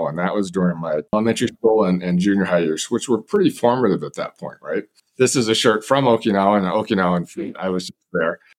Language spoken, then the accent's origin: English; Manhattan, Kansas, United States; also born or lived in Japan; I was born in Japan, as Linda mentioned moved to the United States as a toddler, and we settled in Manhattan, Kansas, which is uh, near Fort Riley, Kansas.